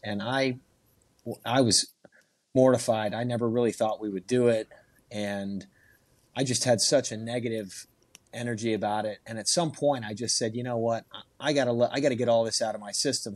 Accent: Houston, Texas, United States; also born or lived in Dallas; we're from Houston

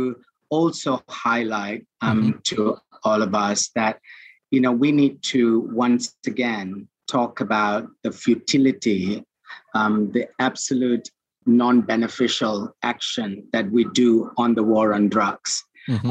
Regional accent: Malaysia

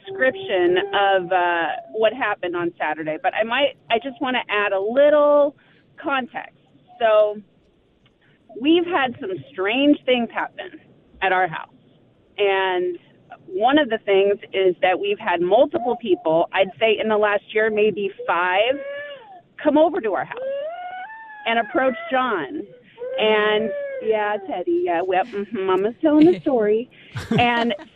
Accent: California, United States; now in Plymouth, United States; I'm from California

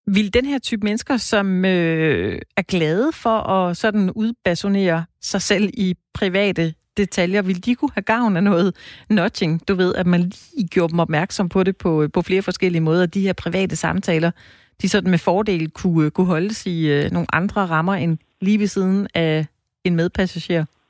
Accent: Denmark; er vi danskere

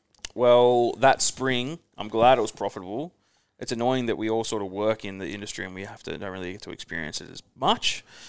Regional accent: Perth, Western Australia, Australia; You're going to Perth, my hometown.

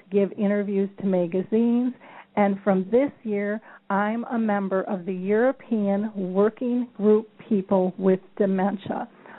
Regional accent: Czechia; English is a second language; I'm from the Czech Republic, and here in our country, it's very unusual to speak openly about dementia.

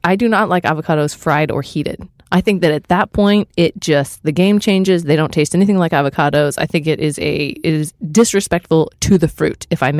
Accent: Southwest Missouri, United States; I grew up in Southwest Missouri, not very far from where she ended up retiring and writing the Little House on the Prairie books.

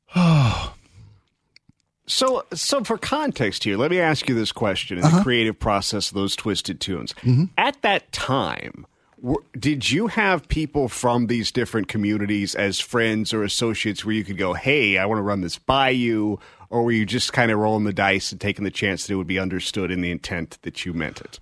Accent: Mississippi, United States; I was born in Mississippi

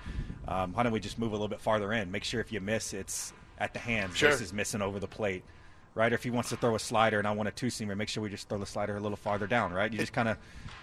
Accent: Louisiana, United States; I'm not from New Orleans. It's an Italian name, but yes, I am from Louisiana.

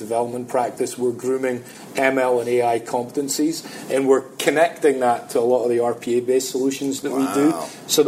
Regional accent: Scotland, United Kingdom; moved away; I'm Scottish.

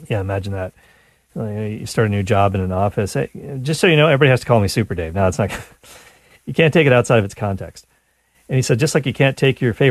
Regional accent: Canada; I'm Canadian

